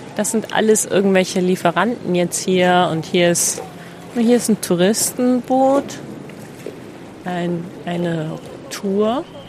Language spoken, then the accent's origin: German; Celle, Lower Saxony, Germany; in meiner Heimatstadt Celle